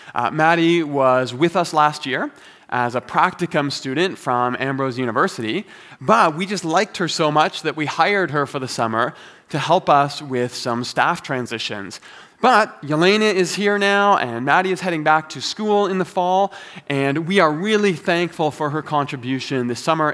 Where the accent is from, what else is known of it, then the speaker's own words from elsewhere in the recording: Toronto, Ontario, Canada; moved away as an adult; now in Calgary, Canada; I've been living in Calgary now for fifteen years, but I am originally from Toronto